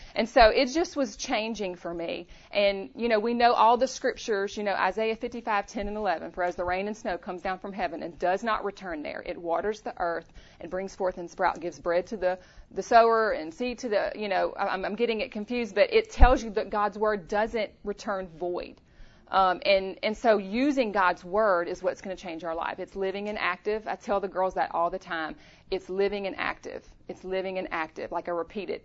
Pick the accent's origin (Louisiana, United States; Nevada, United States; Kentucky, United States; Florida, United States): Louisiana, United States; moved away as an adult; also born or lived in Chattanooga, Tennessee; now in Tennessee, United States; we're both from Louisiana. So born and raised in Louisiana.